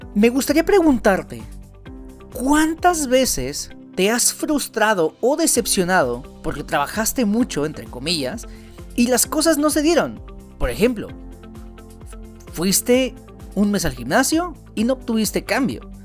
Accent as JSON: {"language": "Spanish", "region": "Veracruz", "country": "Mexico", "said": "soy de Veracruz"}